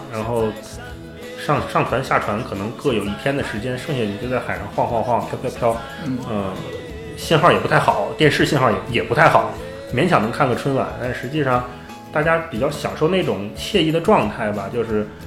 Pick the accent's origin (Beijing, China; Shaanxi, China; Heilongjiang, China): Beijing, China; 我家是北京的